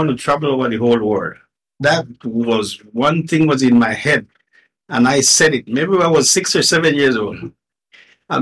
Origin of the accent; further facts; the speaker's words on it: Nicaragua; first language Spanish; English is a second language; moved away as an adult; also born or lived in Miami, United States; now in Canada; Born and raised in Nicaragua in a little town named Tronquera.